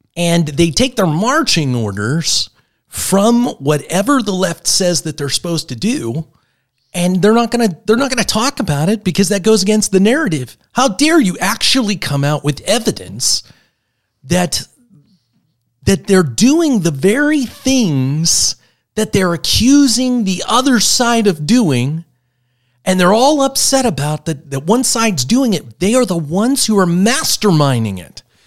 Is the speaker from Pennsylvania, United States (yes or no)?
yes; Pittsburgh, Pennsylvania, United States; I grew up in Pittsburgh